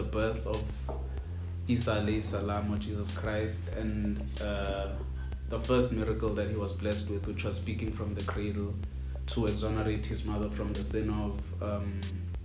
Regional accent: Pretoria, Gauteng, South Africa; I'm from PTA.

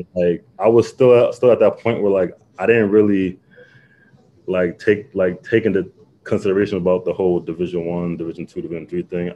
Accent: Long Island, New York, United States; I'm from Long Island

